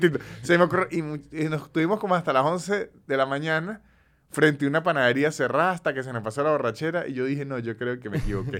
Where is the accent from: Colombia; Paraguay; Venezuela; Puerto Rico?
Venezuela; moved away as an adult; tuve 29 años sumido en la venezolaneidad